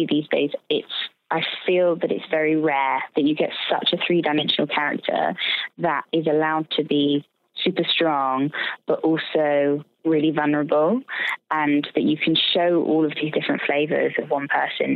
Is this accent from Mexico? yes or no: no; United Kingdom; also born or lived in London; I'm a Brit